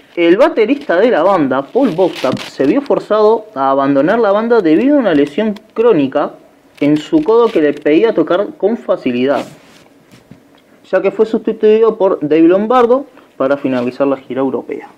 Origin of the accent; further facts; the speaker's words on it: Uruguay; somos uruguayos